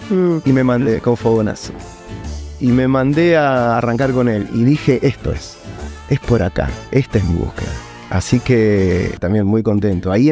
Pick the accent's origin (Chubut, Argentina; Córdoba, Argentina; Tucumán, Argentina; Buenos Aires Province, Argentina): Buenos Aires Province, Argentina; San Martín; En San Martín, yo soy de San Martín.